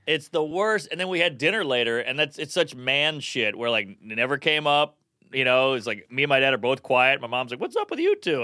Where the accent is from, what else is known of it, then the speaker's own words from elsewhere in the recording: New Orleans, Louisiana, United States; now in New York, United States; I grew up in New Orleans